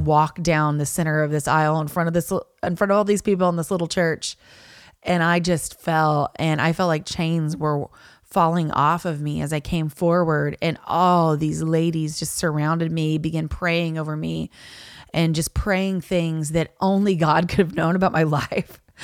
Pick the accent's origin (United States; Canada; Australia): United States; Niceville, Florida; I grew up in Niceville